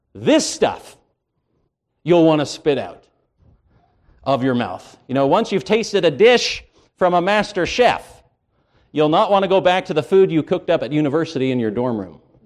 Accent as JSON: {"language": "English", "country": "Canada", "tie": "born or raised there", "said": "I grew up in Canada."}